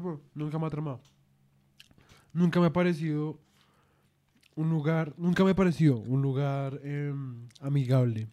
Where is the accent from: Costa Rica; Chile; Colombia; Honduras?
Colombia; antes de mis 10, 11 años nosotros teníamos 15 canales. Teníamos como la señal... Colombiana, sí. Sí, la nacional.